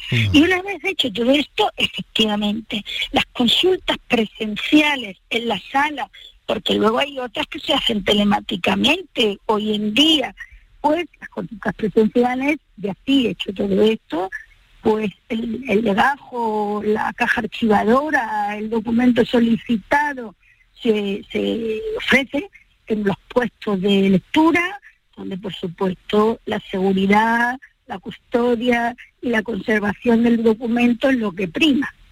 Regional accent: Andalusia, Spain; para los que somos de estas partes

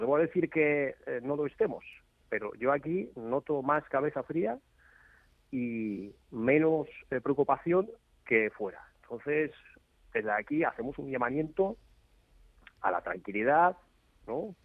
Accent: Donetsk, Donetsk Oblast, Ukraine; first language Russian; Spanish is a second language; moved away as an adult; also born or lived in Alicante; now in Poltava, Ukraine; yo soy de Donetsk, pero la verdad es que vivo en Poltava

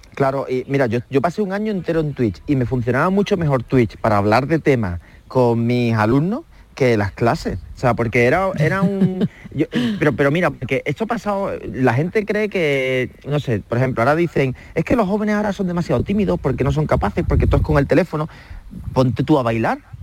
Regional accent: Calañas, Andalusia, Spain; moved away; mi infancia en Calañas, en, Huelva, en un pueblecito de 3.000 habitantes

